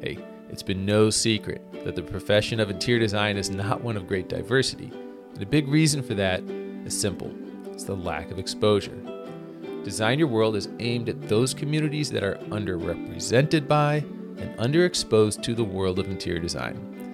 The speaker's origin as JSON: {"language": "English", "town": "St. Louis", "region": "Missouri", "country": "United States", "tie": "born or raised there", "said": "right here in my hometown of St. Louis"}